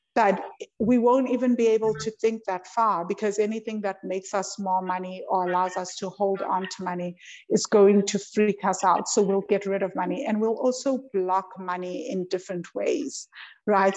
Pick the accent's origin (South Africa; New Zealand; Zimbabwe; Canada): South Africa; I'm South African